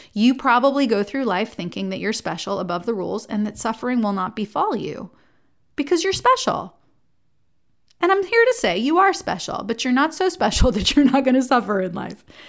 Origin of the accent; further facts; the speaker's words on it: Jersey Shore, New Jersey, United States; I was raised in New Jersey. I grew up on the Jersey Shore